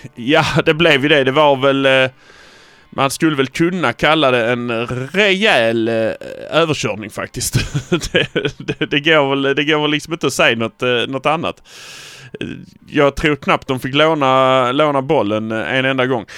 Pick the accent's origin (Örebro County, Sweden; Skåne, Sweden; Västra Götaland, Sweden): Skåne, Sweden; Malmö; Vi är från Malmö